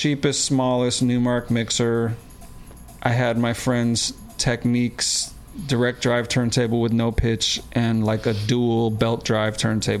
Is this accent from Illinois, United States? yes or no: yes; Chicago, Illinois, United States; I'm from Chicago.